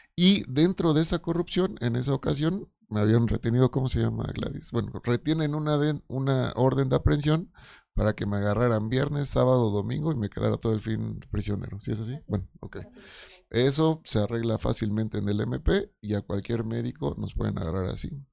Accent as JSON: {"language": "Spanish", "region": "Oaxaca", "country": "Mexico", "said": "yo soy de Oaxaca"}